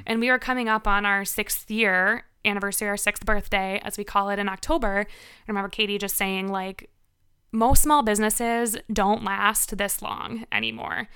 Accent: Winfield, Illinois, United States; moved away as an adult; also born or lived in Milwaukee; I grew up in Winfield

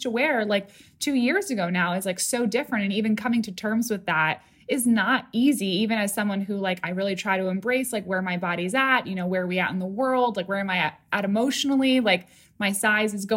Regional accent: upstate New York, United States; I grew up like an hour and a half north of Manhattan, and it was like a working class town, a lot of commuters

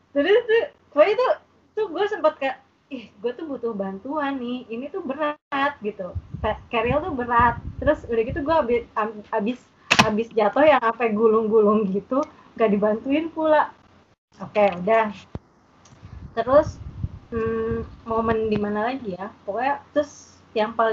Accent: West Java, Indonesia; dan gue tuh nyanyi karena gue orang Sunda gue nyanyi yang bahasa Sunda

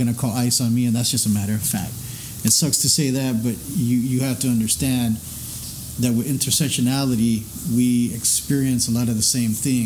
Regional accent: El Paso, Texas, United States; moved away; being born and raised in El Paso

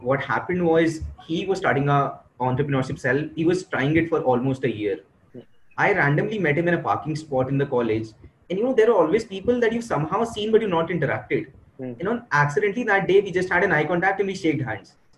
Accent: Delhi, India; I am from Delhi, and I enjoyed my school life thoroughly.

